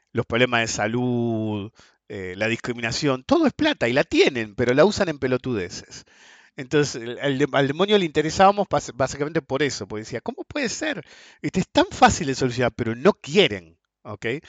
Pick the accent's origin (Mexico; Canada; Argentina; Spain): Argentina; un argentino del mal